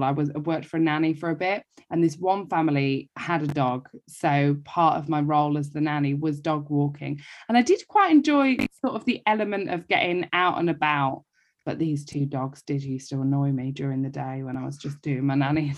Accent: Essex, East of England, United Kingdom; I'm from Essex

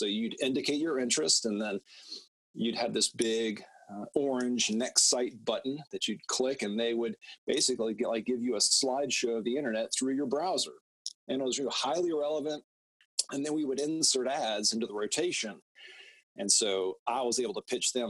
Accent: Atlanta, Georgia, United States; also born or lived in Oxford, Mississippi; Based in Atlanta, born and raised in Atlanta.

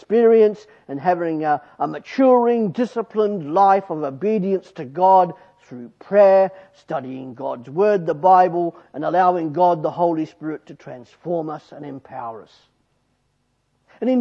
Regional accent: Australia; I'm Australian

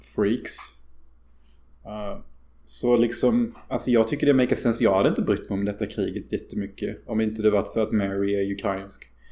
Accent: Sweden; jag skäms ju över att vara svensk.

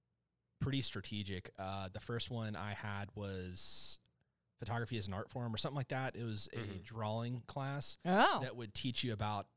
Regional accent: Miami, Florida, United States; moved away; So I'm from Florida

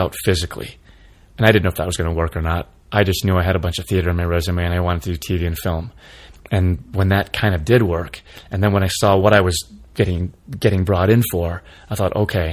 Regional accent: Michigan, United States; moved away; growing up in Michigan

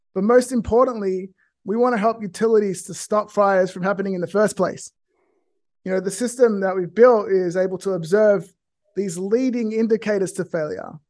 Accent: Australia; now in California, United States; I grew up in a small rural town in Australia

